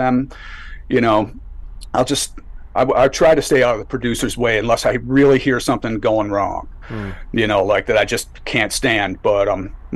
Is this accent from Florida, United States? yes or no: no; Buffalo, New York, United States; I grew up in Buffalo